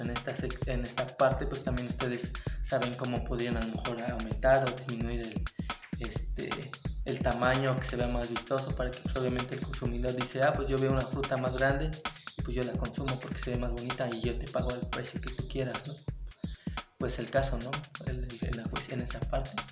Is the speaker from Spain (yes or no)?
no; Mexico; nos hace falta nosotros como mexicanos